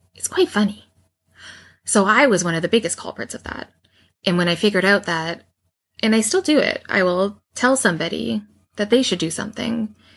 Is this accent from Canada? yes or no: yes; Canada; accent: Canadian; how Canadian my about is